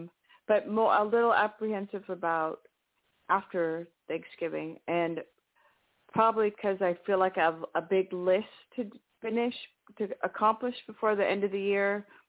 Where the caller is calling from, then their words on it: New Mexico, United States; in New Mexico.